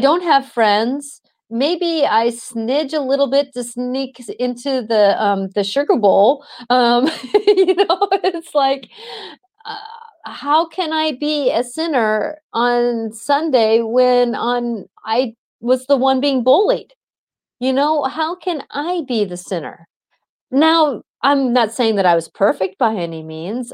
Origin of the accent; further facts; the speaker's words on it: Seattle, Washington, United States; I was in the Seattle busing situation, and so either I went to the Catholic school that was down the block, or I was bused an hour and a half